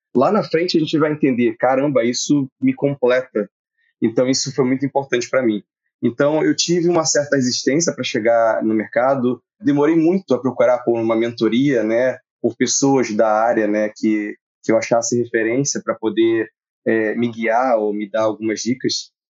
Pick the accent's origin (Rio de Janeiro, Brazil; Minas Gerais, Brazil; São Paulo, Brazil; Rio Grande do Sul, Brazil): Rio de Janeiro, Brazil; Nova Iguaçu; eu também sou do Rio, esqueci de falar isso, e eu sou da Baixada Fluminense, nasci em Nova Iguaçu